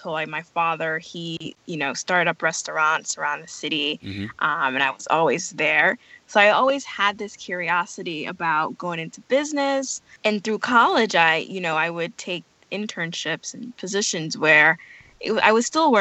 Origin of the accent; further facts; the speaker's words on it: New York City, New York, United States; also born or lived in Jamaica / Ithaca, New York; I moved to New York City. So I grew up in New York City